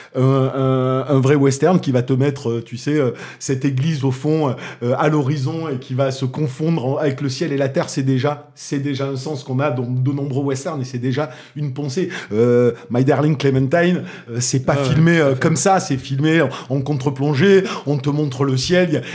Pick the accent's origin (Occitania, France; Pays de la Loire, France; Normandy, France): Occitania, France; Toulouse; accent: Toulousain; mon accent toulousain